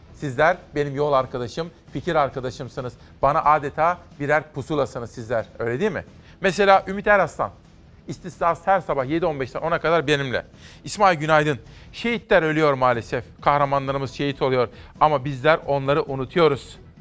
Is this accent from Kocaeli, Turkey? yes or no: no; Simav, Kütahya, Turkey; moved away; memleketim Kütahya Simav'dan, Örencik'ten